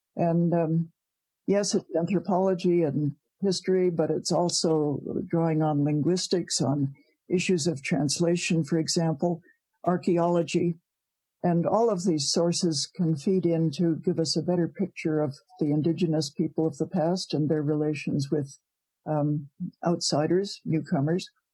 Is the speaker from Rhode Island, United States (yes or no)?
yes; Providence, Rhode Island, United States; also born or lived in Ontario; now in Canada; I was born in Providence, Rhode Island.